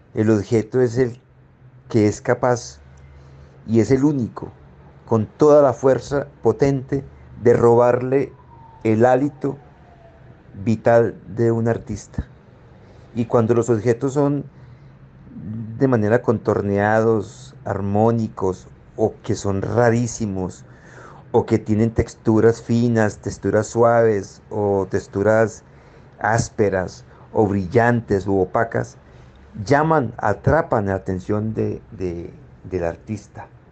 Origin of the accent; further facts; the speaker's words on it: Zarzal, Valle del Cauca, Colombia; las casas de Zarzal, donde yo nací